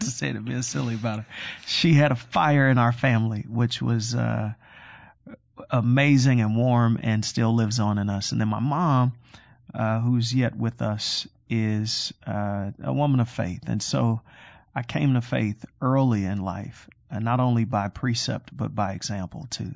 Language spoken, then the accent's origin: English; Chicago, Illinois, United States; I am born and raised in Chicago on the far south side of Chicago